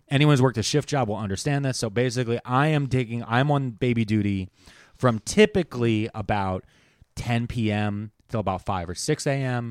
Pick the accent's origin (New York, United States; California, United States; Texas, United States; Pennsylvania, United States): Pennsylvania, United States; Delaware County; I'm from Delco and so is my son